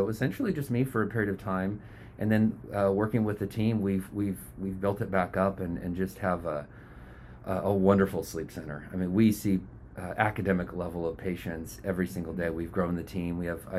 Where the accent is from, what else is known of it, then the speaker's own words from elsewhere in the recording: Riddle, Oregon, United States; also born or lived in Arizona / New Hampshire; I'm Oregon born. I grew up in Southern Oregon in a small little lumber town, Riddle.